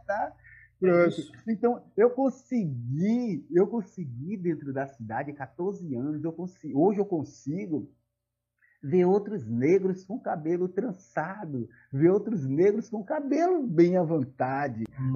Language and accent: Portuguese; Salvador, Bahia, Brazil; moved away as an adult; now in São Cristóvão, Brazil; Sou da cidade de Salvador